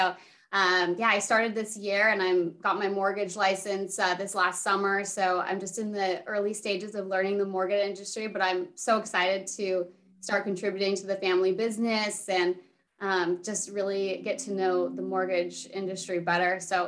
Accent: San Diego, California, United States; also born or lived in San Francisco; during the pandemic, I moved from San Francisco to San Diego.

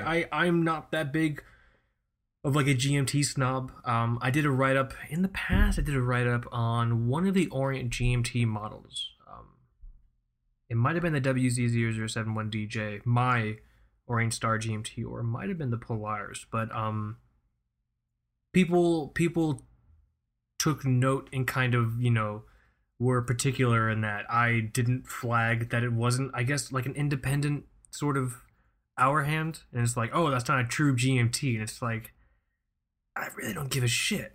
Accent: South Florida, United States; moved away as an adult; also born or lived in New York; Michael and I, born and raised in South Florida. Um, I, I left South Florida, but then I came back.

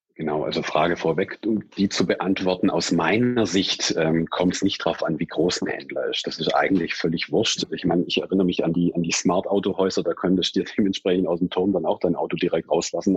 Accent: Swabia, Germany; accent: Swabian; gebürtiger Schwabe. Ich kann das Interview auch in Schwäbisch führen

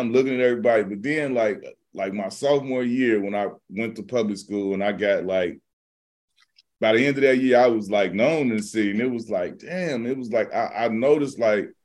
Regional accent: Midwest, United States; I'm not from the West Coast. I'm from the Midwest

